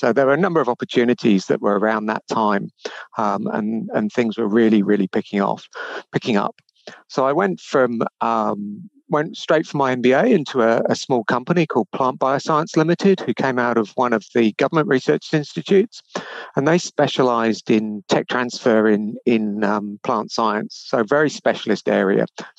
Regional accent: United Kingdom; moved away as an adult; now in Melbourne, Australia; you'll recognize that I'm not originally from Australia. So I was originally from the UK, spent 10 years as a research scientist there at an agricultural research institute.

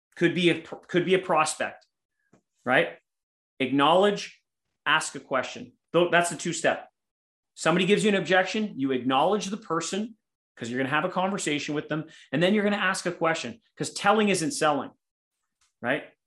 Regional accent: Winnipeg, Manitoba, Canada; here in my hometown of Winnipeg or Winterpeg, Canada

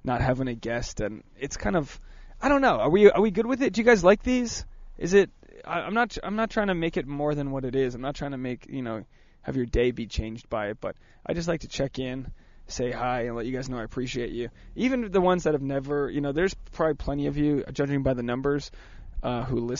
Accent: Rhode Island, United States; I'm from Rhode Island

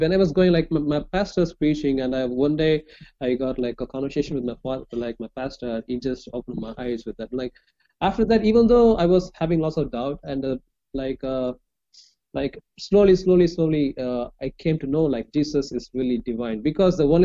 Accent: Chennai, Tamil Nadu, India; English is a second language; I'm from India, southern part of India

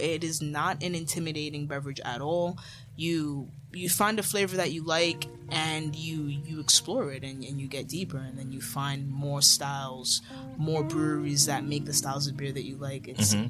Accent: Jamaica; So my grandpa, I'm Jamaican, my entire family's Jamaican

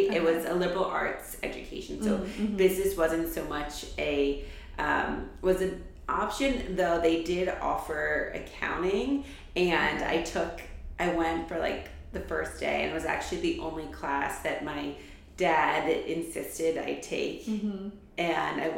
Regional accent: New York City, New York, United States; also born or lived in New Hampshire / Boston; I grew up in New York City. I was born and raised in New York

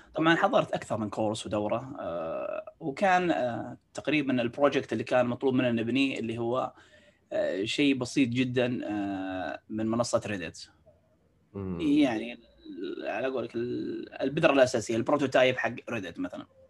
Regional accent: Saudi Arabia; عندنا في السعوديه

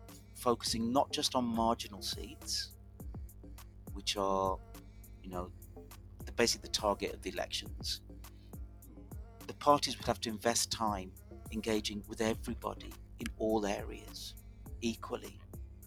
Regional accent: the Midlands, England, United Kingdom; where I grew up in the Midlands, everybody just voted Labour

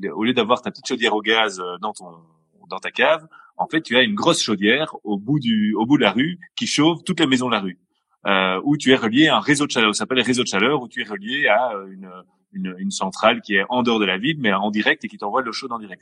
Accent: Brussels, Brussels-Capital Region, Belgium; bruxellois depuis toujours, toujours.

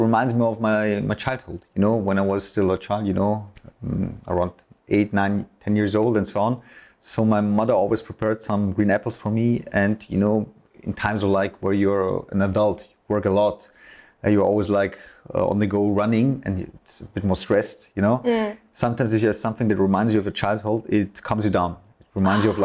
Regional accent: Austria; I would say 60% Austrian, 40% Iranian, even though I'm fully Austrian, so I have an Austrian citizenship, but also an Iranian one

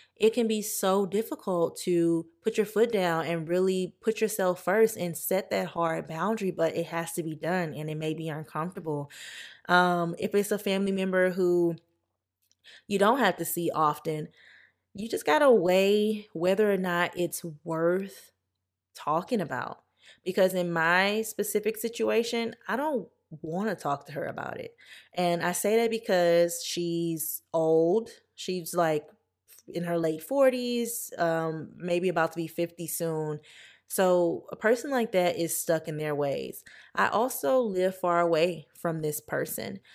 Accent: Louisiana, United States; moved away; I'm from Louisiana

